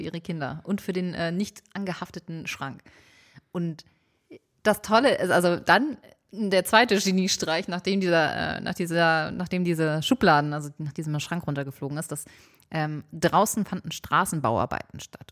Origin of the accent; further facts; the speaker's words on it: Hamburg, Germany; ich bin in Ulstedt groß geworden, das ist ein Stadtteil in Hamburg nördlich, gehört zu den Waldörfern